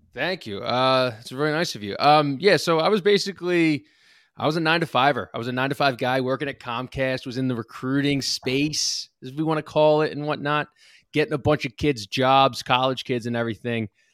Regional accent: Lansdale, Pennsylvania, United States; I'm from Lansdale. I'm on the border, though. I'm not, like, from the borough. I'm on the border of North Wales and Lansdale

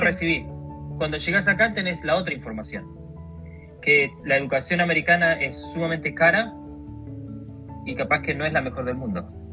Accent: Argentina; moved away as an adult; now in New York, United States; vine de Argentina, me mudé de Argentina

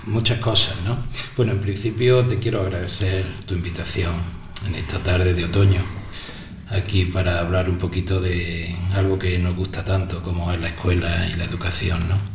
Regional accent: Ojíjares, Andalusia, Spain; Yo vengo de, de zona rural, yo vengo de pueblo, yo vengo

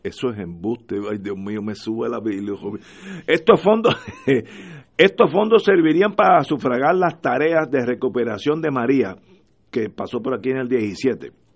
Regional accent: Puerto Rico; somos todos puertorriqueños

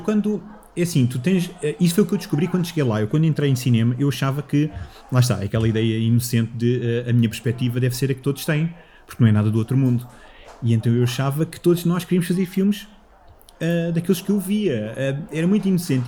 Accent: Moscavide, Lisbon, Portugal; now in Loures, Portugal; eu cresci em Moscavide com, com os meus avós

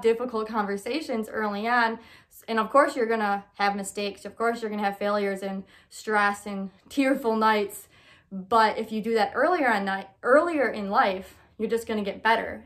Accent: Michigan, United States; moved away as an adult; now in Illinois, United States; I'm originally from Michigan when I was just twenty-two

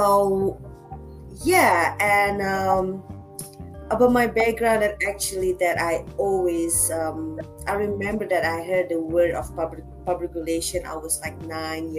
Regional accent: Jakarta, Indonesia; moved away as an adult; now in Bali, Indonesia; I'm born and raised in Jakarta, but Bali, it's home since the last, this May I'm coming out 5 years, full-time Bali living

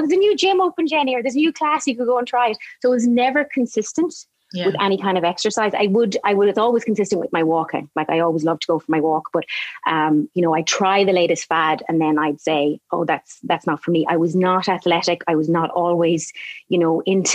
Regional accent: Galway, Connacht, Ireland; also born or lived in Boston, United States; I was born in Boston, and my parents moved back to Galway, back to Ireland, where they were from, maybe when I was about nearly three. And I was in Galway, grew up there

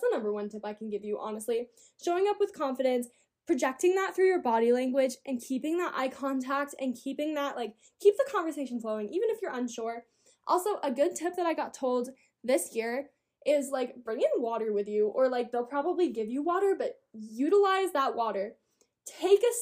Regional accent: Colorado, United States; I'm from Colorado. I'm from the mountains

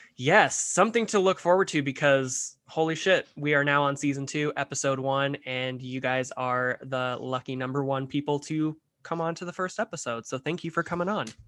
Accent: Mesquite, Nevada, United States; I grew up, I grew up in Mesquite, Nevada, for like 11 years of my life

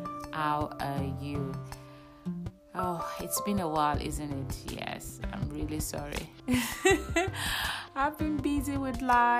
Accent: Nigeria; now in United Kingdom; we're all Nigerians, and I think all of us were born outside Europe. So we're all born in Nigeria

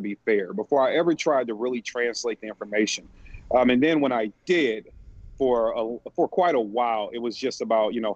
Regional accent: St. Louis, Missouri, United States; I'm from St. Louis, Missouri.

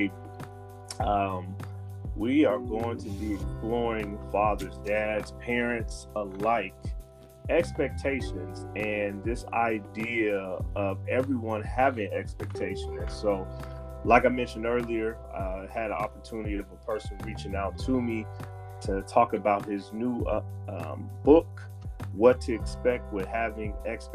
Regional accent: Denver, Colorado, United States; moved away as an adult; now in Texas, United States; I was born and raised in Denver, Colorado

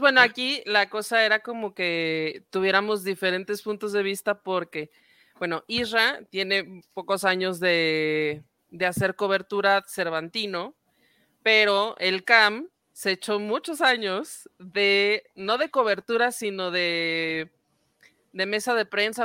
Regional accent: Guanajuato, Mexico; siendo ambos dos guanajuatenses

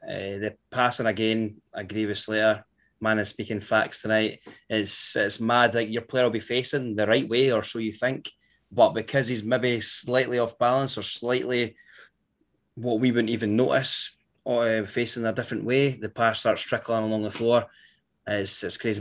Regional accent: Scotland, United Kingdom; being Scottish

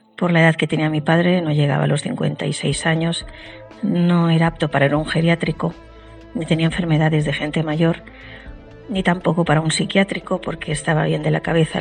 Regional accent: Spain; mi país, España

